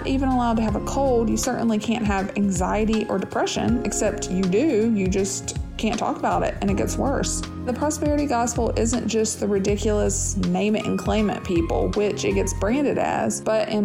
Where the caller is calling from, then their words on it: North Carolina, United States; I'm calling from North Carolina.